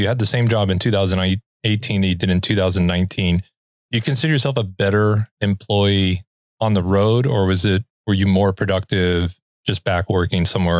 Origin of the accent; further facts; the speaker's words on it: California, United States; Like, I'd never told anyone I was from California.